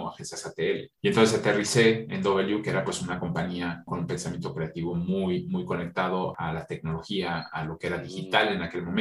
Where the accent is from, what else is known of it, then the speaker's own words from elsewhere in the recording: France; yo crecí entre las dos culturas, siempre entre los dos países, y estudié estudié, crecí, eh, me formé en Francia, ¿no?